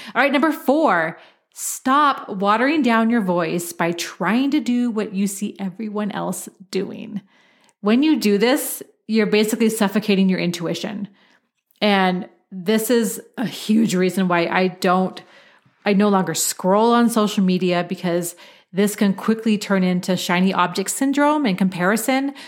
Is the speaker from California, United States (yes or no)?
no; Portland, Oregon, United States; I grew up in Portland, Oregon, where it, it rains a lot